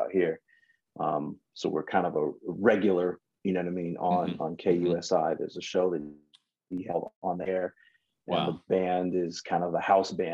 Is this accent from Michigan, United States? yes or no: yes; Michigan, United States; now in Southern California, United States; Not originally, but okay. here is home. I was born in Michigan